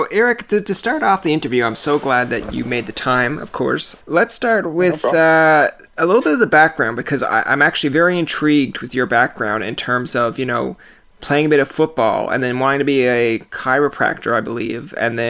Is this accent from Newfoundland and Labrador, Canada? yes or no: yes; Newfoundland and Labrador, Canada; I am from the province of Newfoundland.